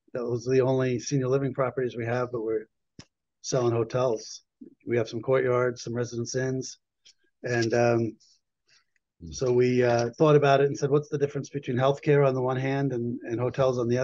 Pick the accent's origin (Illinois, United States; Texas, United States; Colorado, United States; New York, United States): New York, United States; moved away as an adult; also born or lived in Boston; I'm originally a New Yorker